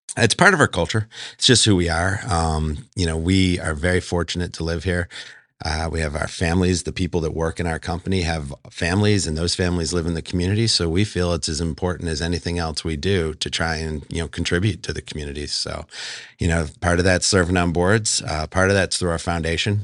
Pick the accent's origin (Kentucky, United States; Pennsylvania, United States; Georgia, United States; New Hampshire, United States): Pennsylvania, United States; outside of Philadelphia; moved away as an adult; also born or lived in Buffalo, New York; now in Las Vegas, United States; I'm actually from Buffalo, New York originally, grew up outside of Philadelphia